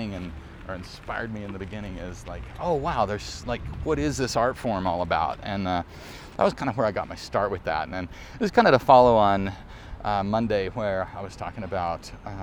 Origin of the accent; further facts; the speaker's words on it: Arkansas, United States; I grew up in Arkansas where we didn't talk about film.